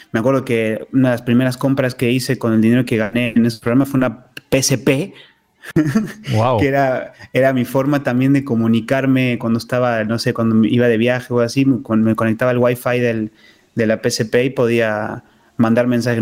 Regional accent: Córdoba, Argentina; moved away; Yo, soy originario de Córdoba, Argentina

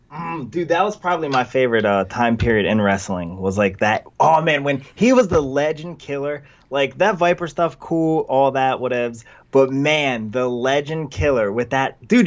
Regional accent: Vineland, New Jersey, United States; a little place called Vineland, New Jersey

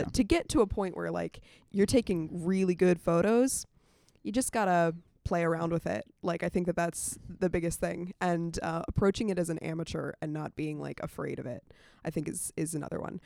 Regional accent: Winchester, Virginia, United States; moved away as an adult; now in Atlanta, United States; I'm from Winchester, Virginia.

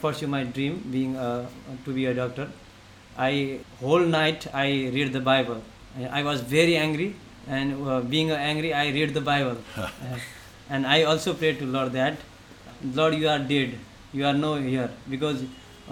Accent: western Nepal, Nepal; also born or lived in Kathmandu; go to my hometown and to go to the western Nepal

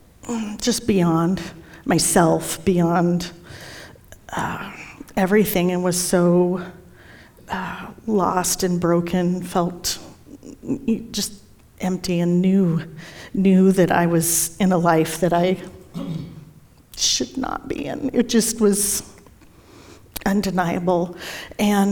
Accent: Fort Collins, Colorado, United States; I was born here in Fort Collins, raised in Fort Collins

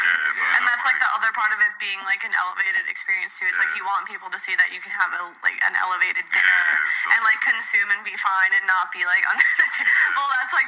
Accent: East Coast, United States; we grew up on the East Coast

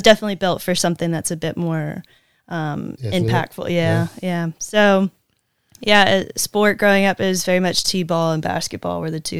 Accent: Ocean Springs, Mississippi, United States; I'm born and raised in Ocean Springs, Mississippi

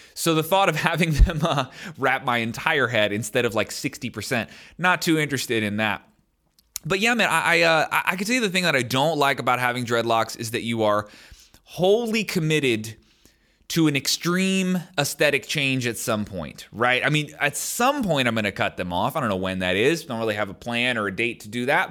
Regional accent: United States; as an American

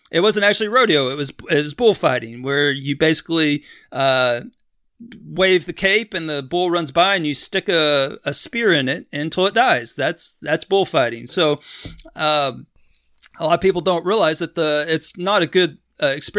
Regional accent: Texas, United States; I grew up in Texas

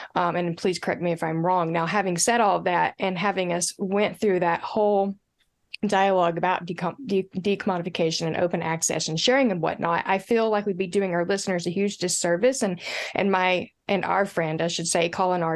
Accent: Appalachia, United States; I'm Appalachian.

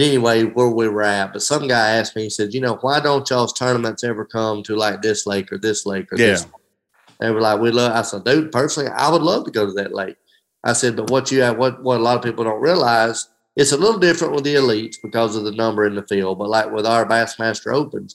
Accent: Hamilton, United States; my hometown of Hamilton

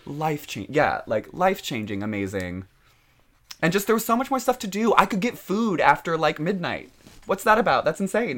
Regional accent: Overland Park, Kansas, United States; moved away; I am from a lovely little town called Overland Park, Kansas

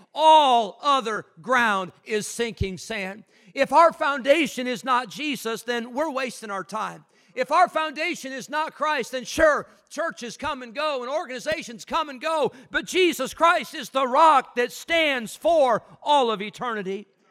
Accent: Illinois, United States; moved away; I grew up in Illinois

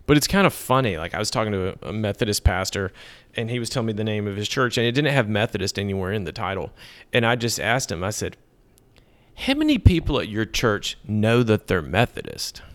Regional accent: Middle Tennessee, United States; also born or lived in Texas / Connecticut; now in Nashville, United States; I grew up in Middle Tennessee

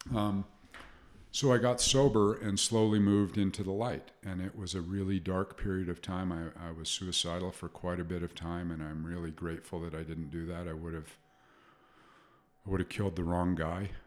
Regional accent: Salt Lake City, Utah, United States; I grew up in Salt Lake City

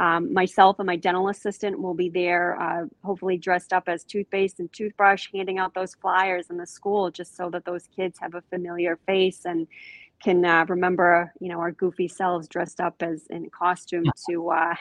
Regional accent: Londonderry, New Hampshire, United States; I grew up in Londonderry, New Hampshire

